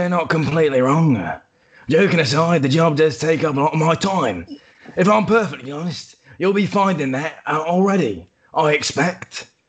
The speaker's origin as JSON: {"language": "English", "region": "London", "country": "United Kingdom", "moved": "yes", "said": "London, you fucking tosser. Before my mother shipped us over here, so anyway."}